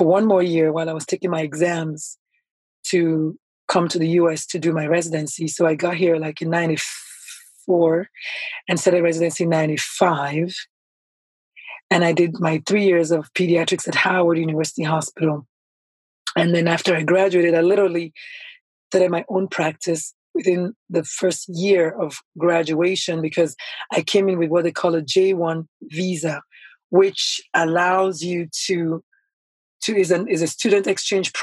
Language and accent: English; Nigeria; moved away as an adult; also born or lived in San Antonio, Texas; now in United States; So I was born in Nigeria. I'm Nigerian by birth, naturalized American. And my first, 20-something years of life were in Nigeria. I think 25 years